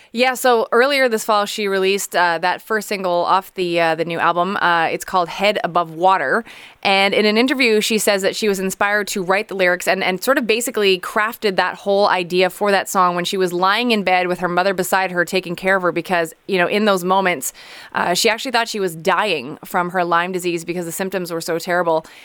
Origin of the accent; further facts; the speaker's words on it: Montreal, Quebec, Canada; we are both from Montreal